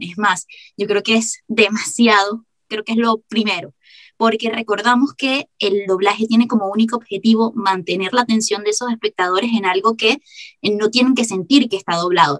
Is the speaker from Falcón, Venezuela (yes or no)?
no; Caracas, Capital District, Venezuela; accent: caraqueño suavizado; now in Germany; Hablo en mi caraqueño suavizado